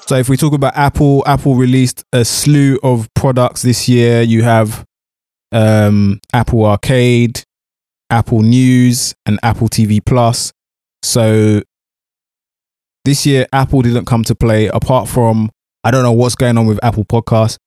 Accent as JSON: {"language": "English", "country": "United Kingdom"}